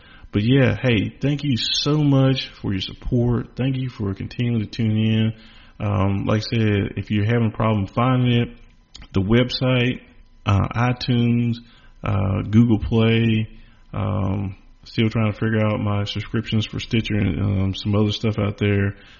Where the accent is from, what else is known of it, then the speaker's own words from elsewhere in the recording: the South, United States; Well, number one, I'm from the South and I'm not trying to beat women.